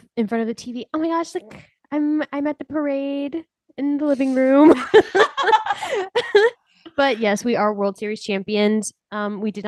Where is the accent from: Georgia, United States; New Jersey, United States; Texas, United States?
Texas, United States; Houston; moved away; growing up in Houston